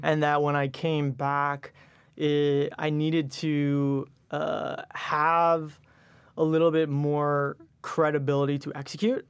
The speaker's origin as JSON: {"language": "English", "area": "Westchester", "region": "New York", "country": "United States", "tie": "born or raised there", "also_born_or_lived": "Michigan", "said": "So, I grew up in Westchester, went to Michigan undergrad."}